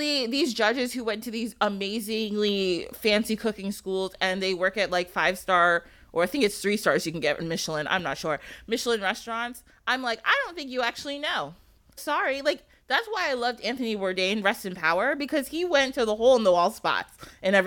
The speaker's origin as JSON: {"language": "English", "country": "Ghana", "said": "my fiance is Nigerian, I'm Ghanaian"}